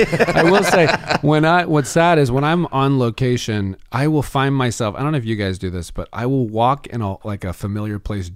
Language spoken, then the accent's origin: English; Florida, United States; moved away as an adult; also born or lived in Alabama / New York; now in Los Angeles, United States; I grew up in Florida.